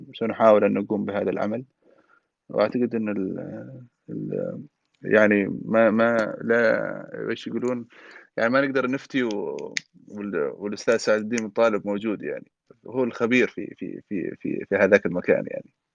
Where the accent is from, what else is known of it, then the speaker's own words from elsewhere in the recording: Aden, Yemen; also born or lived in Hadhramaut (ancestry); انا اعتبر نفسي كمان انا عدني يعني مش فقط حضرمي بحكم اني خلقت في عدن تربيت في عدن